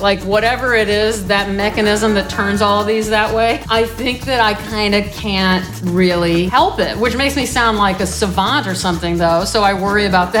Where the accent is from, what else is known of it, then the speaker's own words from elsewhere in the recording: Omaha, Nebraska, United States; I'm from Nebraska